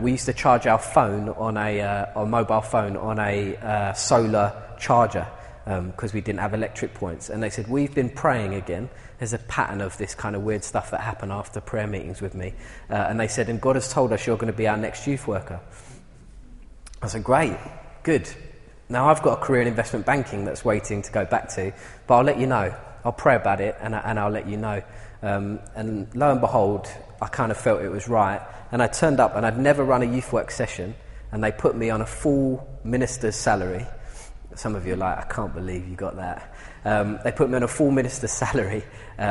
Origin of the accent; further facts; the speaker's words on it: London, United Kingdom; moved away as an adult; now in Essex, United Kingdom; I'm from East London, and was born and brought up in a terraced house in the back streets of East London.